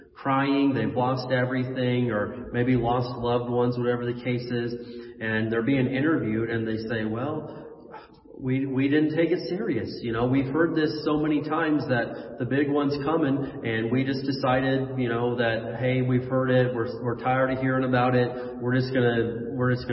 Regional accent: Indiana, United States; moved away; I remember as a kid growing up in the Midwest in Indiana, we would get actual snowstorms.

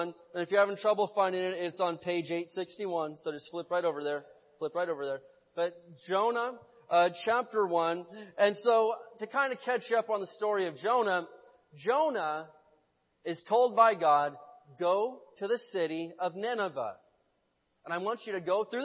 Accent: Midwest, United States; now in Barstow, United States; I grew up in the Midwest, and so we had tornadoes out there.

